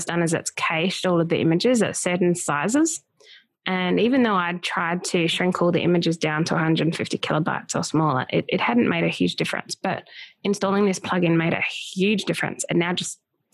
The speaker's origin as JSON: {"language": "English", "country": "Australia", "said": "I'm from Australia. Yep. We speak British English over here."}